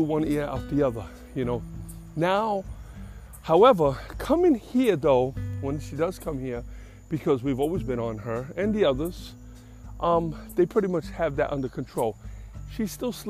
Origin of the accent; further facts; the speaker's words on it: New York City, New York, United States; I'm from the Bronx